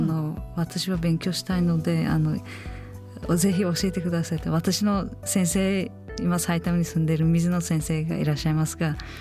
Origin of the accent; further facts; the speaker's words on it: Uzbekistan; Japanese is a second language; moved away as an adult; now in Japan; 私は間違えた国に生まれた